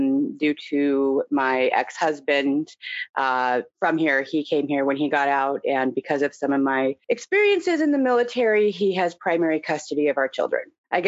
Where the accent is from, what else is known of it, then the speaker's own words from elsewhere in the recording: Portland, Oregon, United States; also born or lived in Indianapolis, Indiana; I was born in Indianapolis, Indiana, and at 3 years old, I moved to Portland, Oregon with my family, which is where I grew up. I grew up in a commune or cult, not the kind that you see on TV, but just a religious organization of sort of hippies